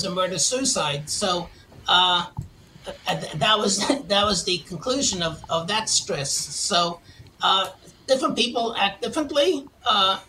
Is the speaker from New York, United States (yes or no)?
yes; New York City, New York, United States; accent: New York; moved away as an adult; if you can't tell from my accent, I'm from originally from Queens, New York.